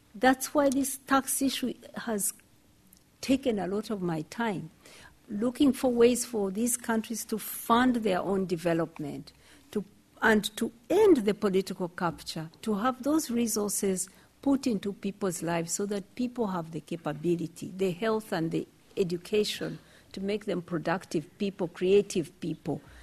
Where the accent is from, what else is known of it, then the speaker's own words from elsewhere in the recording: Kenya; I'm from Kenya.